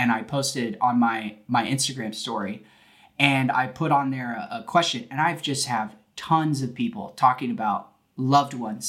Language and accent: English; California, United States; now in Texas, United States; I was born in California